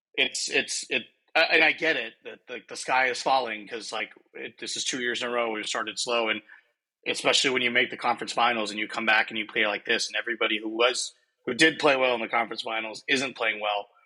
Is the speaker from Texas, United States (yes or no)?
yes; Dallas, Texas, United States; growing up in Dallas